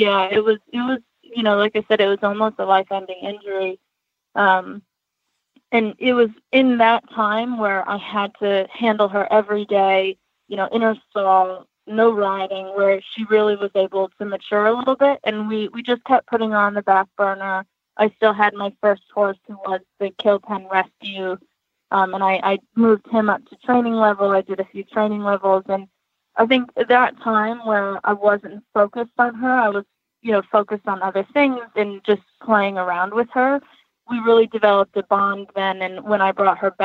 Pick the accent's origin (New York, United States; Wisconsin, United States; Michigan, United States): New York, United States; Western; growing up in Western New York, we didn't have access to trainers or to nice horses